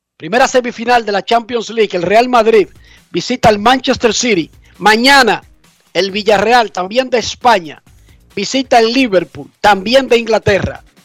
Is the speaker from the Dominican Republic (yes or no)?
yes; Dominican Republic; moved away; sabemos que somos dominicanos y que mantenemos contacto con el país